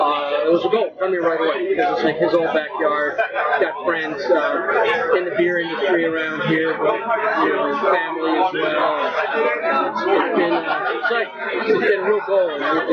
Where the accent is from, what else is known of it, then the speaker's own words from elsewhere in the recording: Bakersfield, California, United States; My business partner, one of the founders of the brewery, we grew up here in Bakersfield.